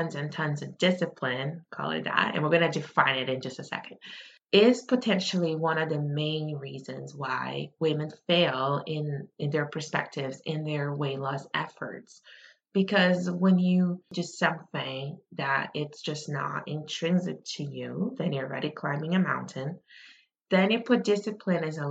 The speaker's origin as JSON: {"language": "English", "country": "Brazil", "tie": "born or raised there", "moved": "yes", "said": "I grew up in Brazil"}